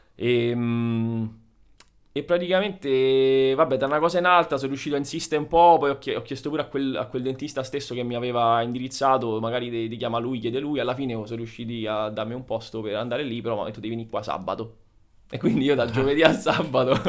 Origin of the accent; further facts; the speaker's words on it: Italy; moved away as an adult; E adesso sono tornato in Italia, dove, diciamo, nella, nella mia città d'origine